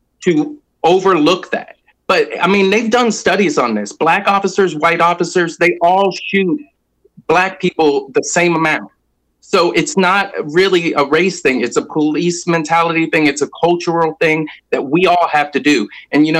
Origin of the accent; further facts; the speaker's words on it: Atlanta, Georgia, United States; I'm from Atlanta and I'm in Atlanta